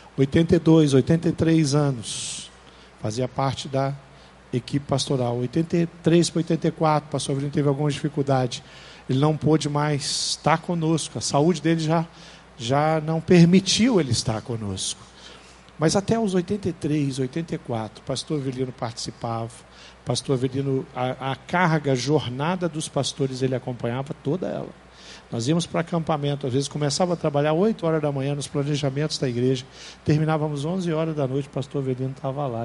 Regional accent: Brazil; nós somos brasileiros

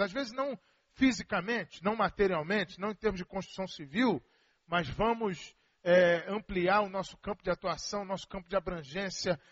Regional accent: Rio de Janeiro, Brazil; also born or lived in Belo Horizonte; now in Vila Velha, Brazil; Eu sou carioca

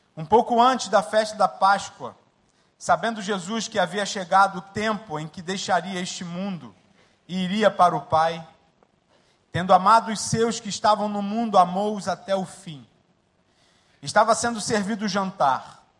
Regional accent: Rio de Janeiro, Brazil; moved away as an adult; also born or lived in Mangueira, Rio de Janeiro / Jacarepaguá, Rio de Janeiro / Linhares, Espírito Santo; now in Dakar, Senegal; Nasci na favela da Mangueira e fui para Marechal e passei minha vida toda em Marechal

